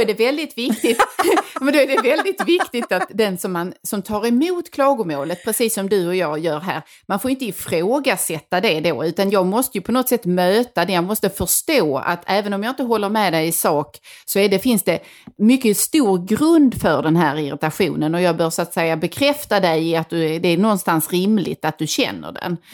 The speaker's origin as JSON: {"language": "Swedish", "country": "Sweden", "said": "som svenskar"}